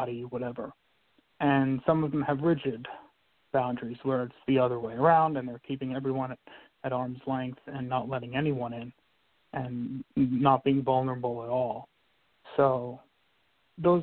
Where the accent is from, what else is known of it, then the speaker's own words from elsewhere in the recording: New York City, New York, United States; I grew up in New York, in Brooklyn, New York